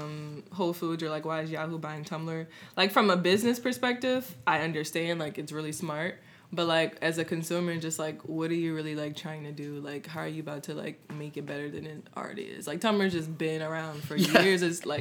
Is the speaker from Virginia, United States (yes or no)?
no; New Orleans, Louisiana, United States; I'm from the Fifth Ward area, which is like Bayou St. John, City Park.